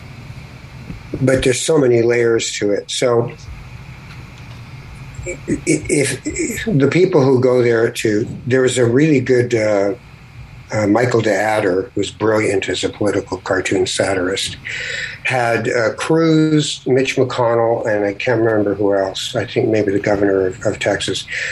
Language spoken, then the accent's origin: English; Canada; I'm Canadian